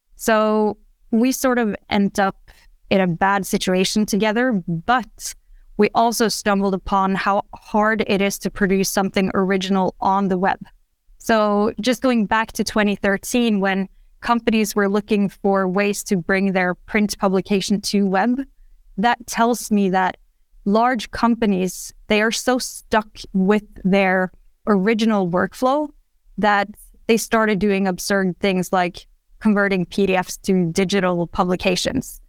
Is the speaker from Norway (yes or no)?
yes; Norway; also born or lived in Oslo; I'm from Norway.